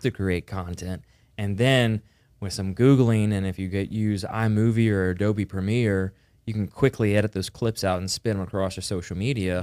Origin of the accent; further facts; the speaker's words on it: the South, United States; we're from the South